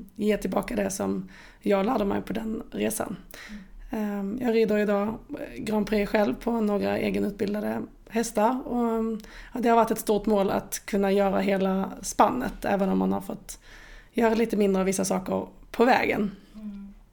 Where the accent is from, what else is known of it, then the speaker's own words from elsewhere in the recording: Åhus, Skåne, Sweden; jag är född och uppvuxen i Åhus där jag ehm, nu har min egen gård